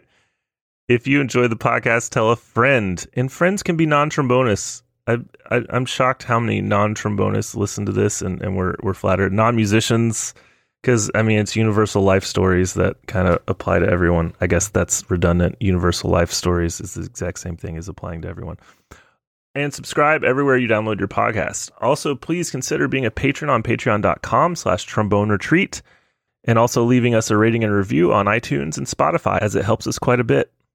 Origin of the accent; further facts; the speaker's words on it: Texas, United States; I'm from Texas. We don't joke about tackle football